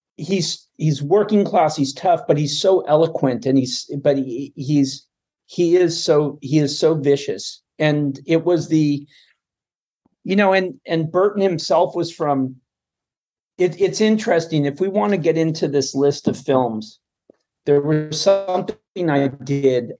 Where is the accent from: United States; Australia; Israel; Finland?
United States; also born or lived in Ireland / Nogales, Arizona / Calexico, California / El Centro, California; I grew up on the Mexican border um, in these little towns, Nogales, Arizona, and then Calexico and El Centro, California